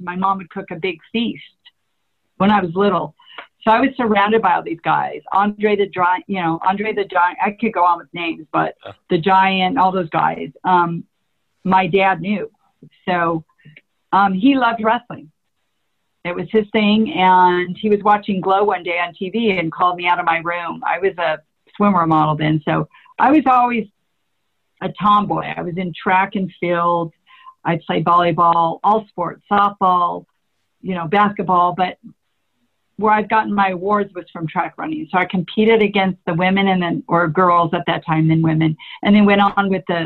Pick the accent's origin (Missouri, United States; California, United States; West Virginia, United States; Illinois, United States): California, United States; I'm from California